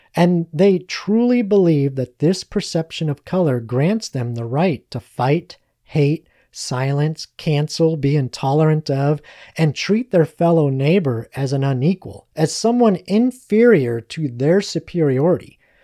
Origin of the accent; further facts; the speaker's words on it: United States; we as American citizens